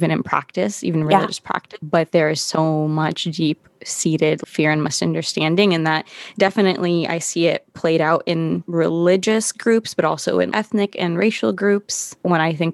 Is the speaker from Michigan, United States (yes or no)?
no; Santa Barbara, California, United States; moved away as an adult; now in Los Angeles, United States; I grew up in Santa Barbara